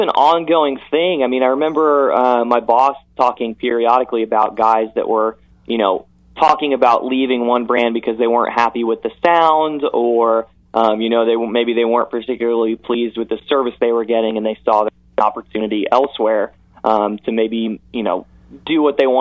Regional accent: Indianapolis, Indiana, United States; I grew up in Indianapolis

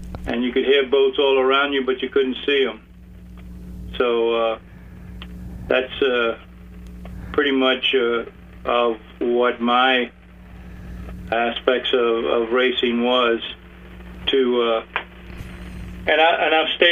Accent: Key West, Florida, United States; when I was growing up in Key West, we used to run the boats pretty fast in the backcountry

